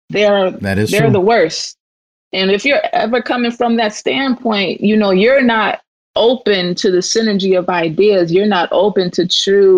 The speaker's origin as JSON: {"language": "English", "region": "Mississippi", "country": "United States", "said": "I'm from Mississippi"}